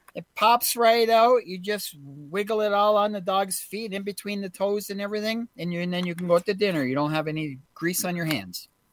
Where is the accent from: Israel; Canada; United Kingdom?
Canada; We are we are all Canadian here